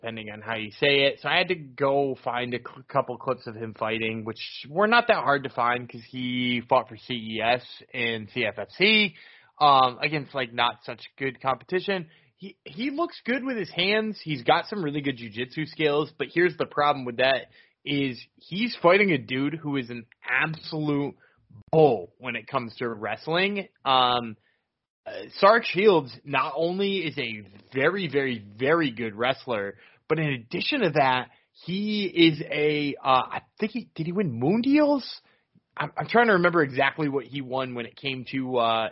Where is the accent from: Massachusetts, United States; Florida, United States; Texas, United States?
Massachusetts, United States; we're from Massachusetts